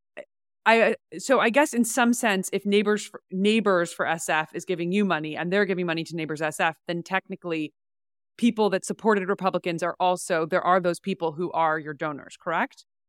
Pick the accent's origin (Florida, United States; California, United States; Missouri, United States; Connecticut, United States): California, United States; San Francisco; I grew up in San Francisco